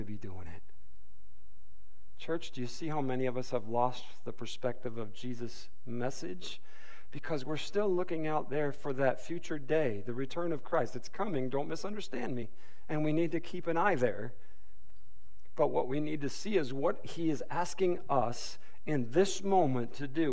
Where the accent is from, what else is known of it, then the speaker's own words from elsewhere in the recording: Detroit, Michigan, United States; I'm from the Detroit Motor City area